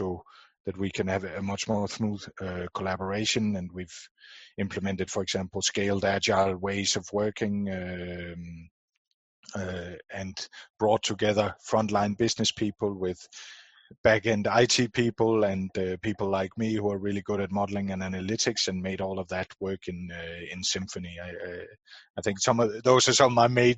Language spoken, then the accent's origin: English; Denmark; born and raised in Denmark